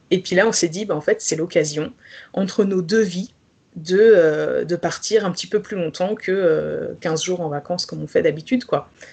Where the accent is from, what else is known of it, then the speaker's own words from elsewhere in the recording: Pays de la Loire, France; moved away as an adult; also born or lived in Belgium; je suis née en Loire-Atlantique.